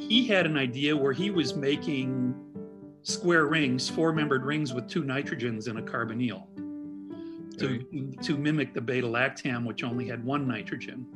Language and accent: English; Midwest, United States; also born or lived in Indianapolis; being a Midwesterner, it was really great for me to be able to relocate to Indianapolis mm-hmm. um, and and be near family in Chicago